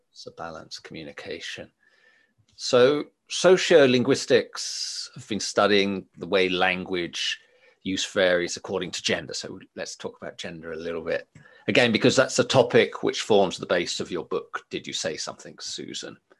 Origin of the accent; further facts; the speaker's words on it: England, United Kingdom; moved away; also born or lived in Finland; I'm English by by birth, and I remember my upbringing in in England